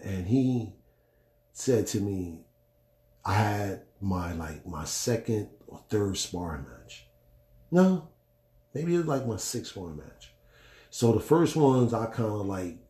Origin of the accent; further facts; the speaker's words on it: Newark, New Jersey, United States; I was born in Newark, New Jersey